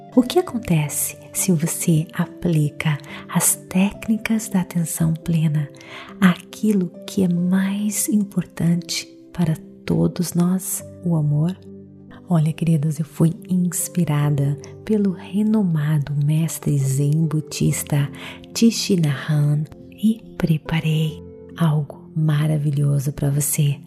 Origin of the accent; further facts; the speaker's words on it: Brazil; eu sou brasileira